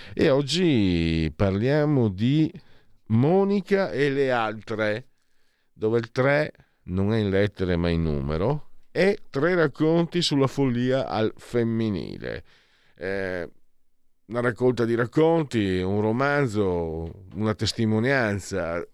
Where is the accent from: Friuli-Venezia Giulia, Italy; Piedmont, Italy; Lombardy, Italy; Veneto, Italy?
Friuli-Venezia Giulia, Italy; Io vengo dal Friuli